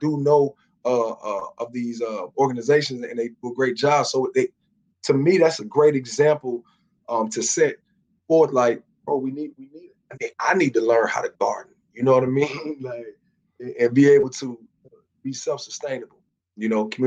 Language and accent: English; South Florida, United States; moved away as an adult; also born or lived in Baltimore / Laurel, Maryland; now in Atlanta, United States; I'm being from South Florida